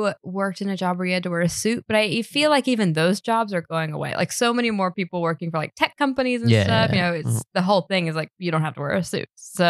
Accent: Birmingham, Alabama, United States; now in London, United Kingdom; I'm from Birmingham, Alabama, which is pronounced Birmingham, which is pronounced wrong from what I'm told by everyone here in the US

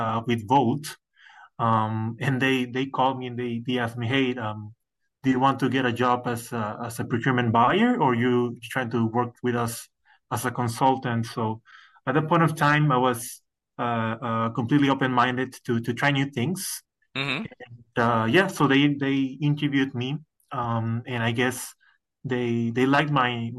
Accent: Mexico; moved away as an adult; also born or lived in United States; I'm originally from Mexico

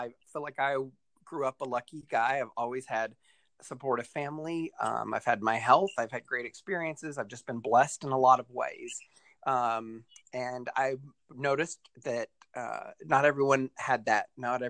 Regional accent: Lexington, Kentucky, United States; moved away as an adult; also born or lived in Dayton, Ohio / Portland, Oregon; I grew up in Lexington, Kentucky, and I got started in nonprofit work here, 17 or 18 years ago.

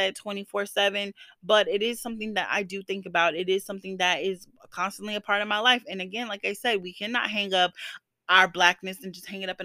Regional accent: the South, United States; moved away; I am from the South

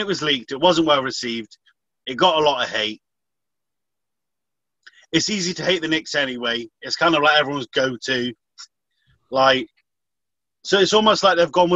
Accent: United Kingdom; we're British.

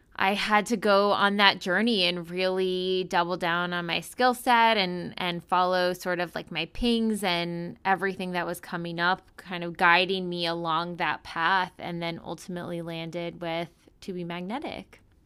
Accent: East Coast, United States; also born or lived in Chicago / Pennsylvania; I'm from the East Coast originally

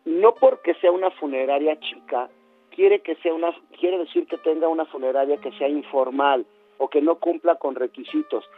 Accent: Mexico; como mexicanos

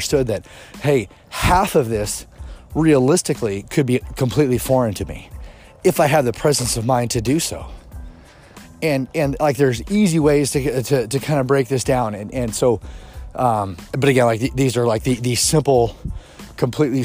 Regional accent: Kansas City, United States; I grew up in Kansas City

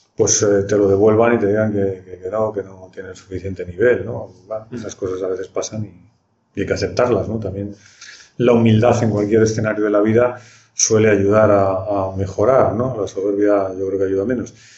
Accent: Burgos, Castile and León, Spain; moved away; Yo procedo de una ciudad de provincias, estudié matemáticas provincia provincias que ahora tiene universidad, que es Burgos

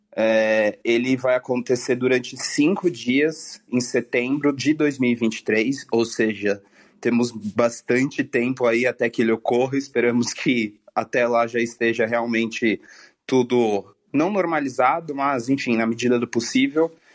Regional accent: São Paulo, Brazil; eu sou de São Paulo

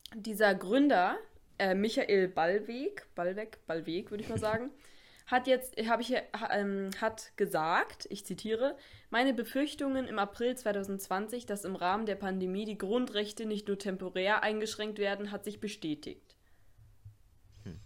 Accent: Germany; dass wir hier geboren wurden in Deutschland

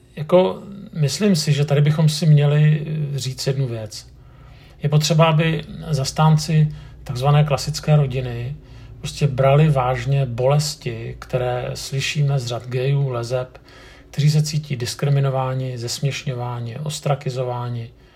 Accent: Prague, Czechia; jsem Pražák

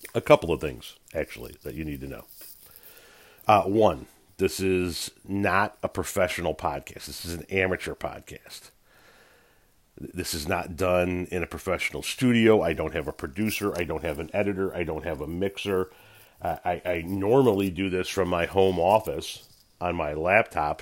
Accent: United States; as an American citizen

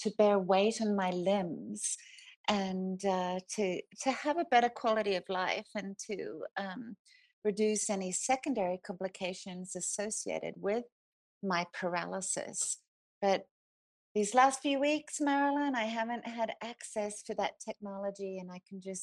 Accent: Australia; accent: Australian; moved away as an adult; now in Basalt, United States; The accent is Australian, and I've been here for 30 years, but I think still managed to keep my accent

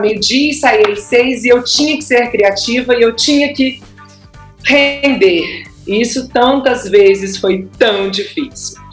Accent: Florianópolis, Santa Catarina, Brazil; moved away as an adult; now in Belo Horizonte, Brazil; eu sou de Florianópolis

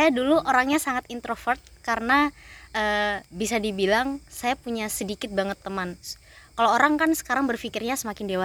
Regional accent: Timika, Central Papua, Indonesia; meskipun saya berasal dari Timika Papua, saya punya teman yang asli dari Malang, Surabaya, bahkan Bandung, bahkan sampai Lampung

